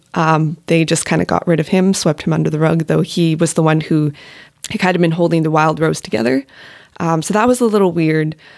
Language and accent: English; Alberta, Canada; moved away; I'm from Alberta